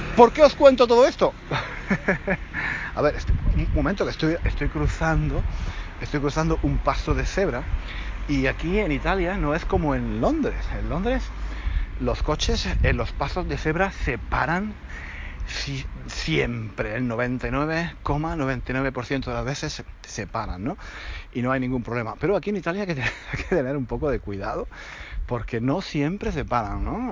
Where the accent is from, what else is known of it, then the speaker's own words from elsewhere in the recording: Granada, Andalusia, Spain; yo soy de Granada, pero en el verano íbamos a Málaga.